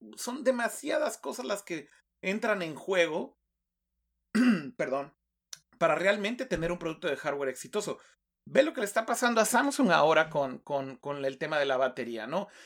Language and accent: Spanish; Mexico; como decimos en México